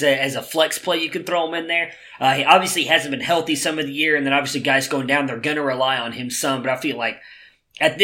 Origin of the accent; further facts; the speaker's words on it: Cleveland, Ohio, United States; my hometown Cleveland